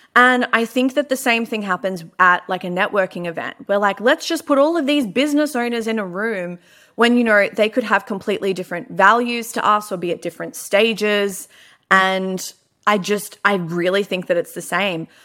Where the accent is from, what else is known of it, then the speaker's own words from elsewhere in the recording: Melbourne, Victoria, Australia; I am from Melbourne.